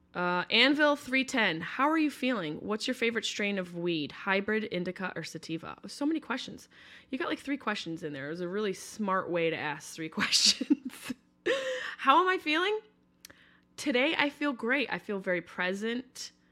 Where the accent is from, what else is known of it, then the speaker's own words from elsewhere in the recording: New York, United States; moved away; I'm from New York, but not New York City.